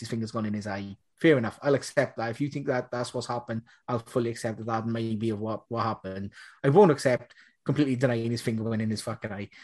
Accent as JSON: {"language": "English", "region": "Munster", "country": "Ireland", "said": "I'm, I'm from Munster"}